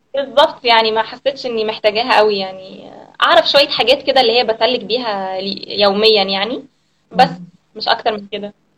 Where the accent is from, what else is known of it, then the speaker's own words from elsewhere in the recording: Alexandria, Alexandria Governorate, Egypt; moved away as an adult; now in Cambodia; انا من اسكندريه آه، وانا بقالي هنا في كمبوديا من 2015